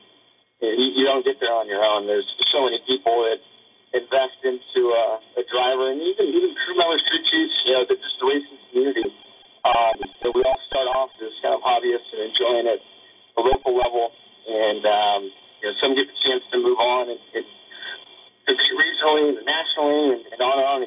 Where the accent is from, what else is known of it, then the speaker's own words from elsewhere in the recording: California, United States; growing up in California